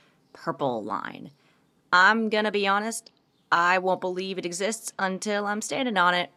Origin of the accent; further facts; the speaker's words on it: Bethesda, Maryland, United States; So I grew up in Bethesda